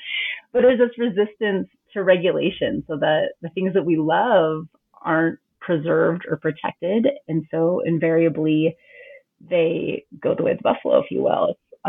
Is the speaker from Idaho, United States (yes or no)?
yes; Eagle, Idaho, United States; I grew up in this really, I think, kind of darling, rustic, gritty little town that I loved.